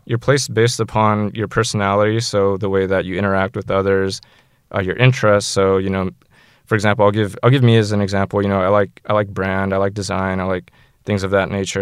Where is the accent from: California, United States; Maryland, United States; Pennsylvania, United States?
California, United States; San Jose; I'm from San Jose